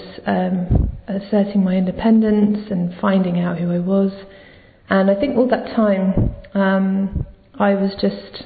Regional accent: London, United Kingdom; I'm 29, I'm from London

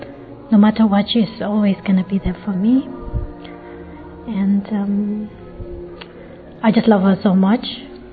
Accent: Philippines; now in United Kingdom; I'm originally from the Philippines. I've been living in UK for more than 10 years.

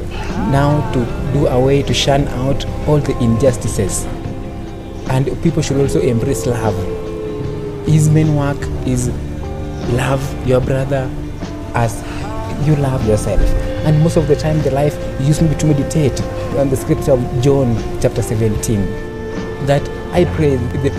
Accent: Kenya; I'm a Kenyan

